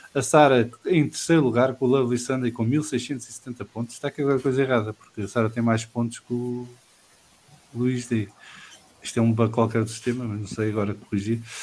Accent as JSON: {"language": "Portuguese", "country": "Portugal", "said": "como português"}